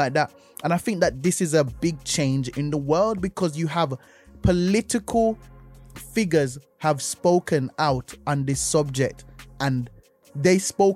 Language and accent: English; Jamaica; moved away; I grew up in Jamaica